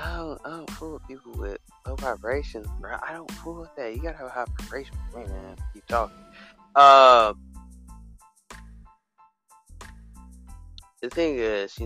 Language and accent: English; Alabama, United States; I come from Alabama, but it's a little state.